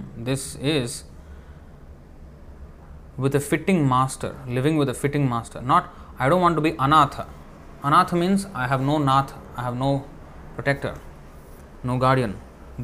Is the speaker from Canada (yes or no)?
no; India; in India, I come from India